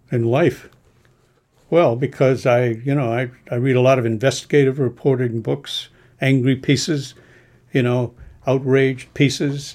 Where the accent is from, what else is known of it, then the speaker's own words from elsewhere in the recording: New England, United States; I grew up in New England